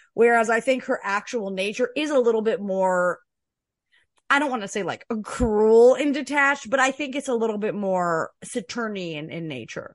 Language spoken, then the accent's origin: English; Canada; I'm a Canadian